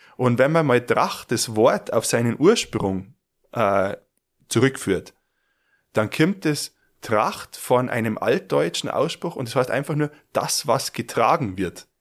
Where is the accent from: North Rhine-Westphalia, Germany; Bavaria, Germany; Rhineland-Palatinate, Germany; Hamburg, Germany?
Bavaria, Germany; Garmisch-Partenkirchen; bei uns in Garmisch